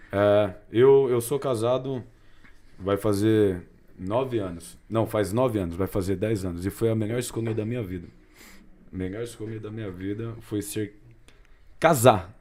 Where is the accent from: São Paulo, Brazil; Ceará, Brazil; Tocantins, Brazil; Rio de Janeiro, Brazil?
São Paulo, Brazil; Cunha; Lá de Cunha, minha cidade raiz